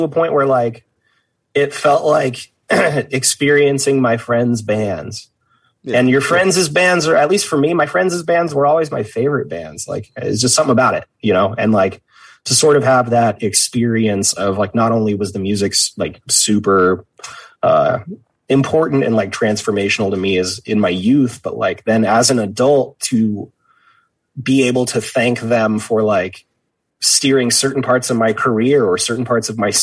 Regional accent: Vacaville, California, United States; I grew up in Vacaville

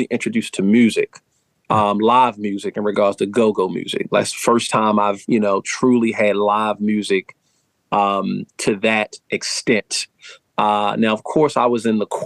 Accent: Baltimore, Maryland, United States; accent: Baltimore; born and raised in Baltimore City

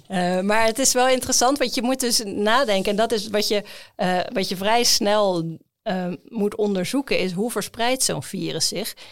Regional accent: Netherlands; als Nederlander

